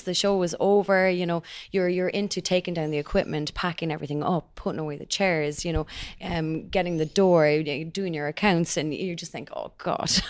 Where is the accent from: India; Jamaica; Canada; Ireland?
Ireland; we're Irish